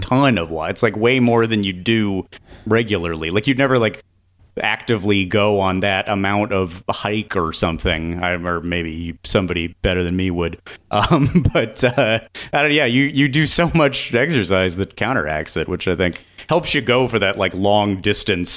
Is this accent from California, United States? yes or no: yes; California, United States; I'm from California